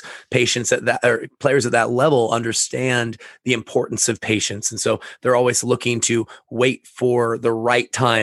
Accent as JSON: {"language": "English", "town": "Sequim", "region": "Washington", "country": "United States", "tie": "born or raised there", "said": "I grew up in Esquim, Washington"}